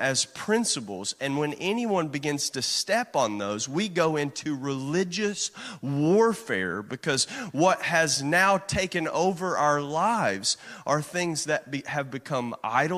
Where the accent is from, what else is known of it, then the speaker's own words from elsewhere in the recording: Kentucky, United States; moved away as an adult; growing up in Kentucky